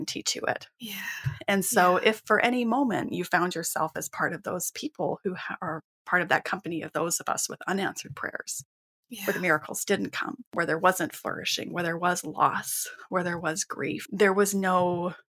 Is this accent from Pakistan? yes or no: no; Western Canada, Canada; I grew up in Western Canada